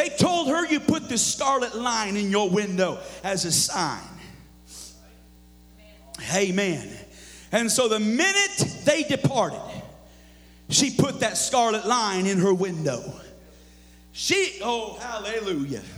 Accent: the Northwest, Pacific Northwest, United States; moved away; also born or lived in Missouri; I grew up in the Northwest

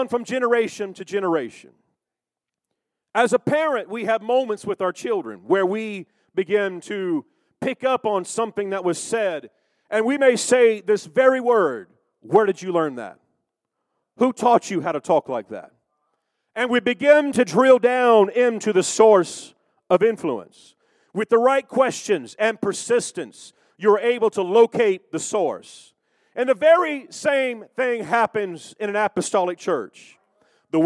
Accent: Kansas City, United States; also born or lived in Arkansas; I was born and raised in Kansas City

